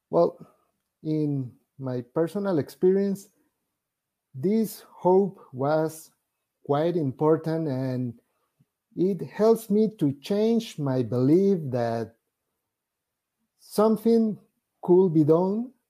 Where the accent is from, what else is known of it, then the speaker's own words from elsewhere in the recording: Venezuela; first language Spanish; English is a second language; actually I am Venezuelan, so my first first language is Spanish